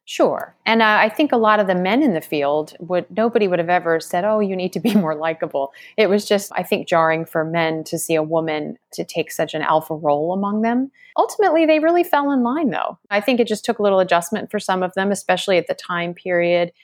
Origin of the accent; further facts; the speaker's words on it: Maryland, United States; my home state of Maryland